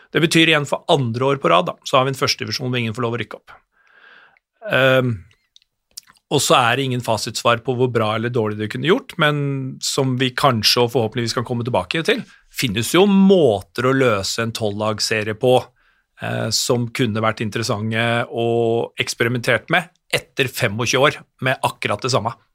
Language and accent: Norwegian; Hamar, Innlandet, Norway; kommer jeg fra Hamar